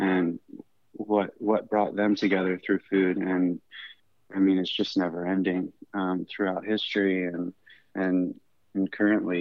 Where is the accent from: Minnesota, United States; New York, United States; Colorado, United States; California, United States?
California, United States; Northern; now in Chicago, United States; I grew up in Northern California